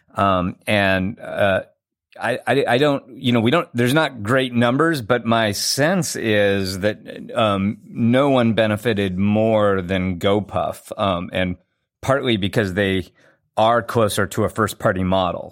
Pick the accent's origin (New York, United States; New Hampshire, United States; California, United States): California, United States; Southern; I grew up in Southern California